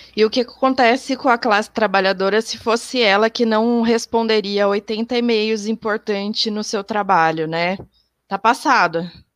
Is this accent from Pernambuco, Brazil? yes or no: no; interior of São Paulo state, Brazil; eu sou aqui do interior do estado de São Paulo